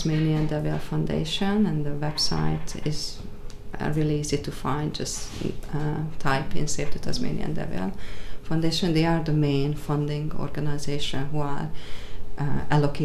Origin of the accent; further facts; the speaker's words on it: Hungary; now in Australia; I'm not Australian as birth. I was born in Hungary, but I became an Australian